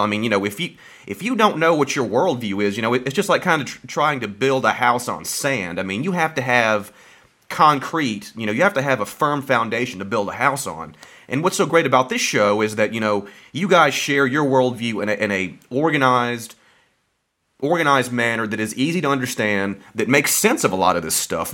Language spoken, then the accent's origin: English; Birmingham, Alabama, United States; moved away as an adult; now in Starkville, United States; I'm, I'm from Birmingham.